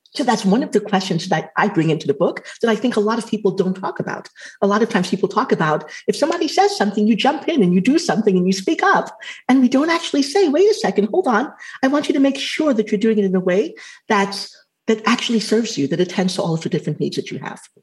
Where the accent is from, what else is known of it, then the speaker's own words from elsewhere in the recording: Trinidad & Tobago; I'm Afro Caribbean. And so I can hook onto the fact that I'm Trinidadian